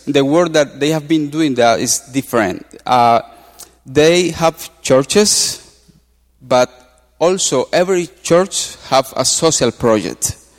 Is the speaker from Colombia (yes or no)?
yes; Colombia; moved away as an adult; I'm from Colombia. We have been here for two years. And I love Colombia. I love my country.